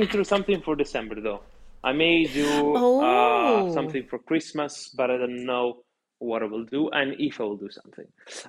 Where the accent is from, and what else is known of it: Italy; now in London, United Kingdom